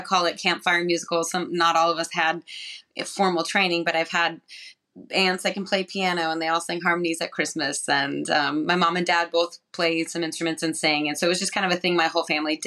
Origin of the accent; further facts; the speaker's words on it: New Mexico, United States; I'm from New Mexico